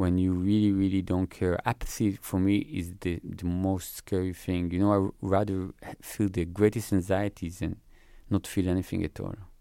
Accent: Israel; I grew up in Israel

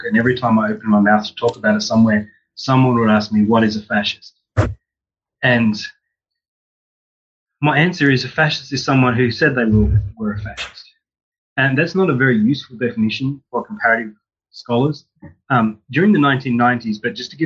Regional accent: Australia; I grew up in Australia and went to the University of Sydney

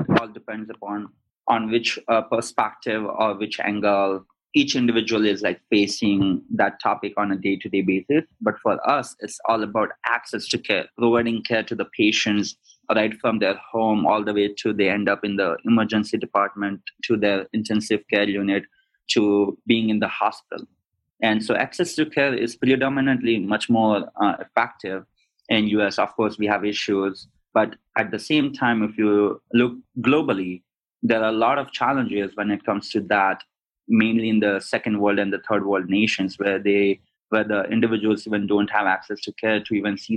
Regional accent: India; moved away as an adult; also born or lived in London / Sydney, Australia / Arizona; I'm originally from India, grew up there, studied in London and also in Australia, in Sydney, and then eventually came to Arizona

